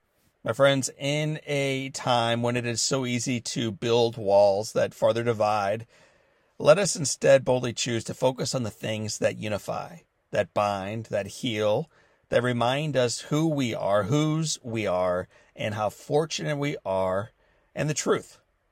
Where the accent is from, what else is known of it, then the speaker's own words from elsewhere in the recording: St. Louis, Missouri, United States; My hometown of St. Louis is an awesome baseball town.